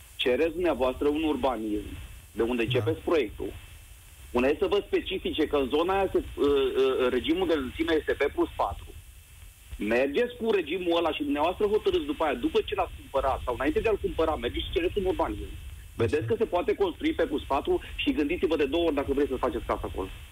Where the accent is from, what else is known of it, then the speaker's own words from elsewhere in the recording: Timișoara, Timiș County, Romania; now in Germany; Din Germania vă sun, sunt din Timișoara